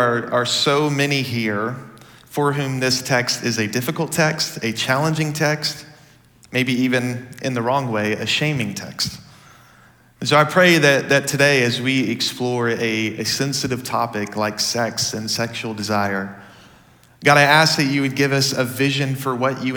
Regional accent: Dallas, Texas, United States; So I grew up in the Dallas area

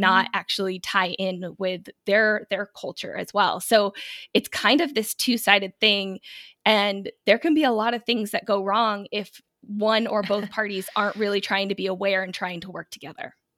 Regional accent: United States; I'm American.

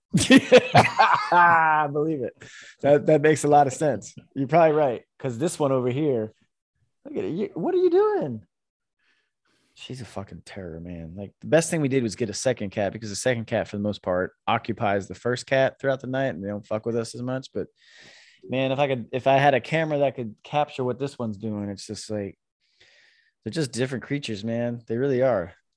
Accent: Florida, United States; moved away as an adult; also born or lived in New York; now in Sacramento, United States; we grew up in Point Siena, Florida

